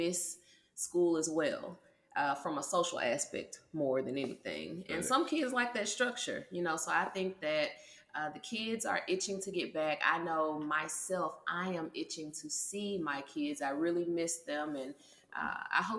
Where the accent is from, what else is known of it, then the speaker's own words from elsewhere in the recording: United States; Americans, we can be a little arrogant sometimes